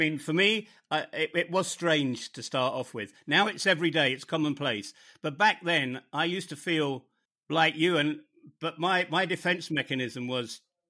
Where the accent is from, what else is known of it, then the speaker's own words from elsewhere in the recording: United Kingdom; moved away as an adult; also born or lived in northern Germany; now in Bosnia and Herzegovina; my home country of the United Kingdom, where I haven't really lived for over 20 years